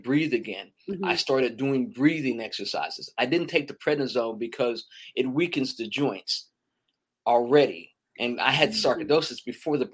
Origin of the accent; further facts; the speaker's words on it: Meridian, Mississippi, United States; now in Atlanta, United States; I grew up in Meridian, Mississippi.